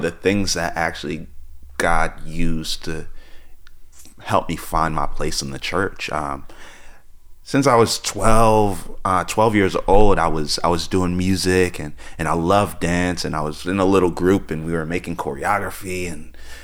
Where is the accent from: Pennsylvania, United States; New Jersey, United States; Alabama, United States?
New Jersey, United States; moved away as an adult; also born or lived in Tulsa, Oklahoma; grew up in actually inner city New Jersey